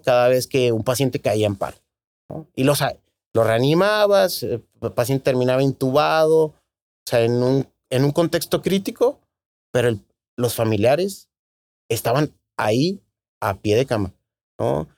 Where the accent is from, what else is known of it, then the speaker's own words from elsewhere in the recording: Tijuana, Baja California, Mexico; Soy tijuanense, nací aquí en la Clínica 7, me imagino como la mitad de, de los tijuanenses, ¿no? Eh, aquí tuve la oportunidad de, en Tijuana, de hacer todos mis estudios, primaria, secundaria